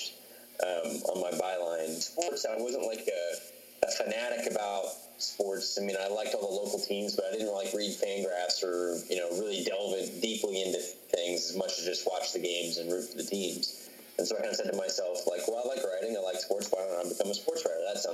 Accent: Dallas, Texas, United States; also born or lived in Cincinnati; now in Phoenix, United States; they knew I was from Dallas, they knew I lived in Cincinnati, and they knew I had lived in Phoenix before

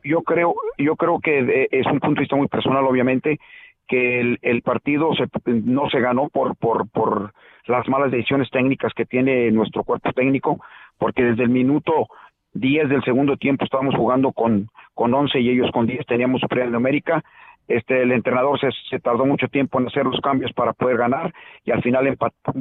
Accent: Mexico; now in Chicago, United States

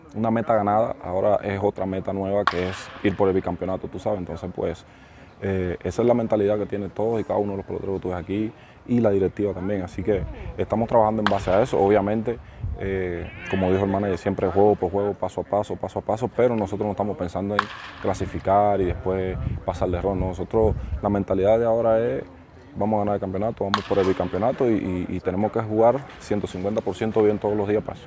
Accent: Cuba; moved away as an adult; Nosotros los cubanos

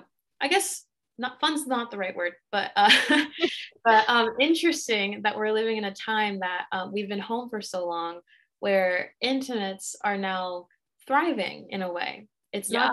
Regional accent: Montauk, New York, United States; moved away as an adult; also born or lived in Dominican Republic; now in New York City, United States; I was raised in the Hamptons in Montauk

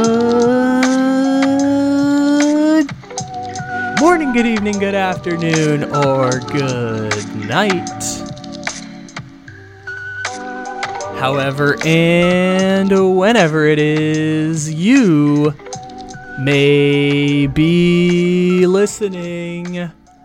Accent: San Diego, California, United States; now in Sacramento, United States; I'm from San Diego, California. I live in Sacramento now

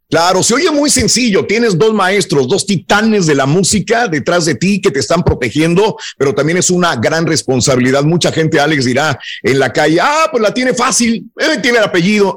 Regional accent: Mexico; como mexicano

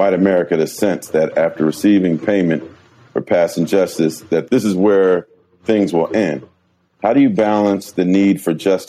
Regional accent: San Jose, California, United States; also born or lived in Oakland; I grew up in San Jose, and I've been living in the East Bay since 2009, primarily in Oakland

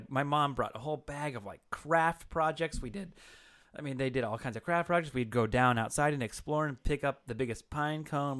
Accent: Washington, United States; We used to live, I grew up in Eastern Washington. And if you don't know, up in the Pacific Northwest, the Seattle area where I really grew up is luscious green rain

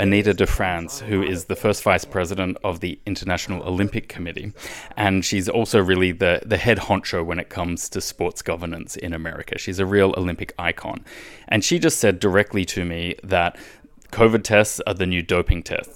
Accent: Australia; moved away; my home country, Australia

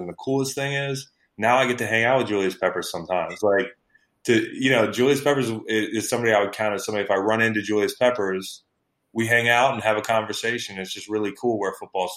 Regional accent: Virginia, United States; And I grew up in Virginia. I still live in Virginia

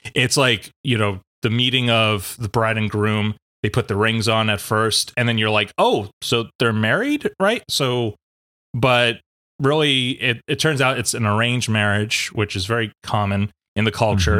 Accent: East Coast, United States; moved away; I was born out on the West Coast, grew up on the East Coast in New York and Pennsylvania.

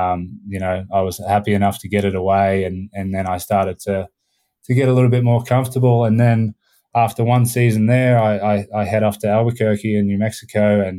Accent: Australia; also born or lived in Canada; She studied abroad in Australia near my hometown, and we

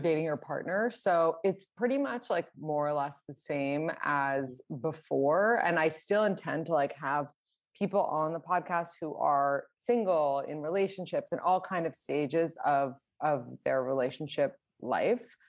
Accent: New York City, New York, United States; I am from New York City

